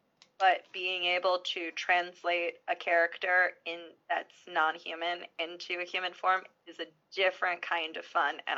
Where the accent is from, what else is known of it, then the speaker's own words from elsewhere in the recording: New Rochelle, New York, United States; now in Massachusetts, United States; I was a 10506 for a little while. I originally grew up in New Rochelle, which is just outside of New York City. I live in Massachusetts now, just outside of Boston. So I went from like kind of a big city to a kind of a small city.